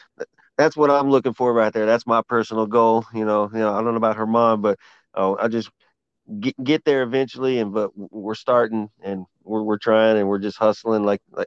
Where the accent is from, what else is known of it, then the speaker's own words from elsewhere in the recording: Houston, Texas, United States; moved away as an adult; now in Austin, United States; But I'm from Houston, born in Houston. I'm just stuck in, we call it Aston right now